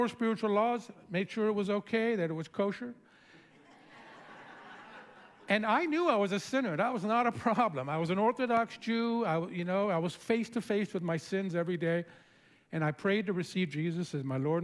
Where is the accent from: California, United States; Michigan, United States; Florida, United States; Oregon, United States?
California, United States; San Francisco; also born or lived in Santa Barbara, United States; now in Los Angeles, United States; I was born in France, grew up in San Francisco.